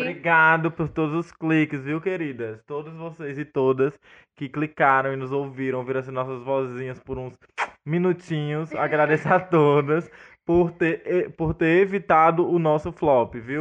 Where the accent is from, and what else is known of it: Northeast Brazil, Brazil; also born or lived in Brasília